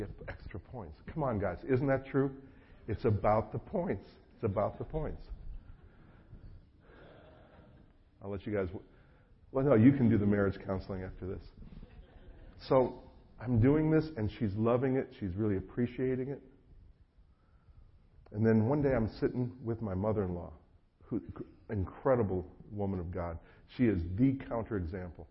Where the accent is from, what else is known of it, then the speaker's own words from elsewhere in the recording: North Carolina, United States; being an American